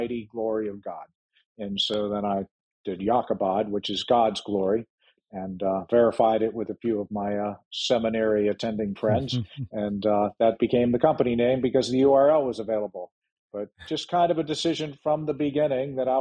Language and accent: English; Ohio, United States; now in Frederick, United States; the small town I grew up in Ohio